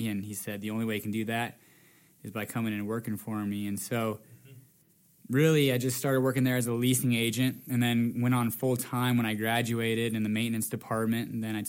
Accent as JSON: {"language": "English", "town": "Fort Collins", "region": "Colorado", "country": "United States", "tie": "born or raised there", "said": "so I'm from Fort Collins, born and raised. I actually went to Fort Collins High School and CSU."}